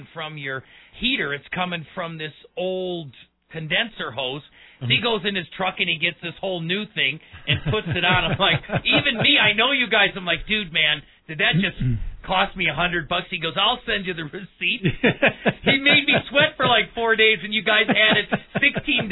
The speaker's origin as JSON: {"language": "English", "town": "Milwaukee", "region": "Wisconsin", "country": "United States", "tie": "born or raised there", "moved": "yes", "said": "I was born and raised in Milwaukee."}